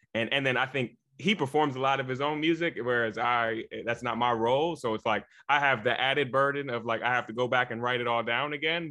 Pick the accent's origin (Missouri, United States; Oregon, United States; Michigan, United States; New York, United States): Michigan, United States; Jackson; moved away; also born or lived in Chicago; I'm originally from Jackson, Michigan.